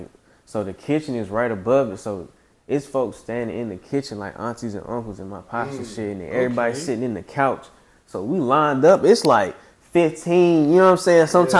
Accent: Decatur, Georgia, United States; So like anywhere from like Wesley Chapel all the way to like Browns Mill is where I grew up at. And then I kind of like spent a couple of times like really throughout DeKalb County. So I'm a product of DeKalb County.

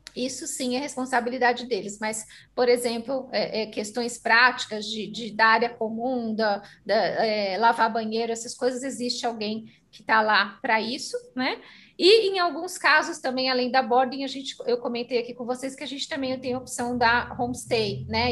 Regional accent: Brazil; Nós aqui representando as escolas somos brasileiros

